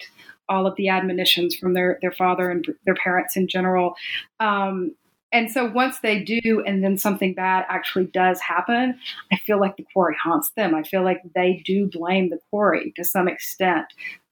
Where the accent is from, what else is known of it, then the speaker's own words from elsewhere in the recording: Jackson, Mississippi, United States; I was raised in Jackson, Mississippi